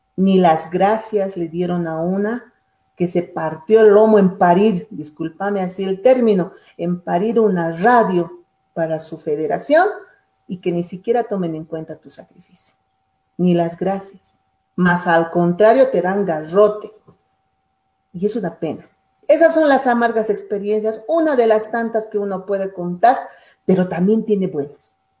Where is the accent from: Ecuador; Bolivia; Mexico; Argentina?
Bolivia; Todos somos bolivianos, hermanos del oriente, occidente, valles, somos uno